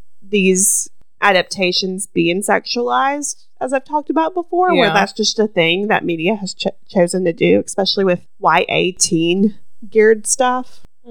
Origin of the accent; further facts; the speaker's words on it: the South, United States; And I think we're from the South.